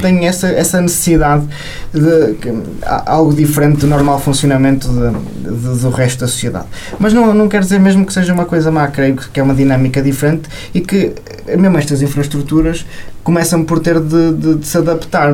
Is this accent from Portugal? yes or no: yes; Amarante, Norte, Portugal; now in Vila Real, Portugal; Eu sou de Amarante e andei no Colégio São Gonçalo